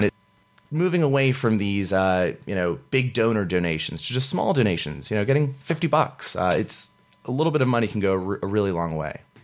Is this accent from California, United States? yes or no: yes; San Francisco, California, United States; moved away as an adult; growing up in North Beach